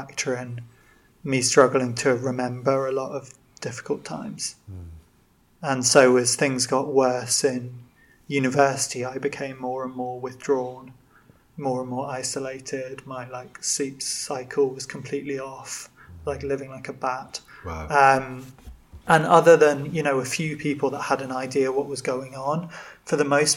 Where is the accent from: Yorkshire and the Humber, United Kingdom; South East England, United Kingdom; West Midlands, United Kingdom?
West Midlands, United Kingdom; Birmingham; moved away as an adult; also born or lived in Bangor; growing up in Birmingham feels like the middle of nowhere